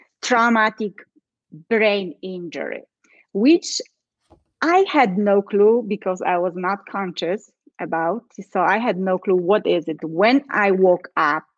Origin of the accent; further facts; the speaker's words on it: Poland; now in Colorado, United States; I am in Colorado, but originally I am from Poland.